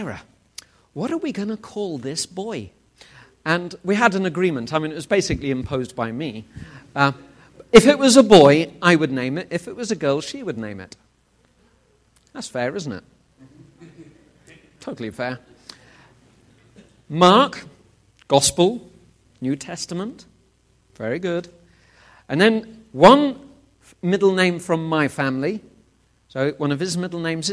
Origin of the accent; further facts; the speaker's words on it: England, United Kingdom; I'm from England